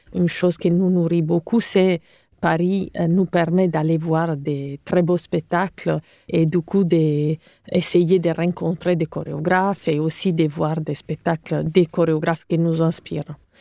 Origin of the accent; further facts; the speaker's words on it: Cagliari, Sardinia, Italy; accent: Italian; French is a second language; moved away as an adult; also born or lived in Rome; now in France; je suis italienne, comme vous pouvez l'entendre. Donc, euh, j'ai hum, grandi en Sardaigne. Euh, ma ville natale s'appelle Cagliari